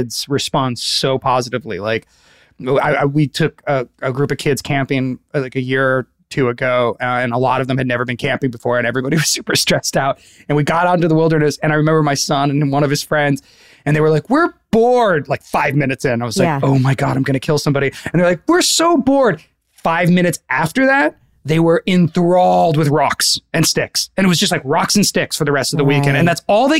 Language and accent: English; Northern California, United States; now in Los Angeles, United States; I'm from Northern California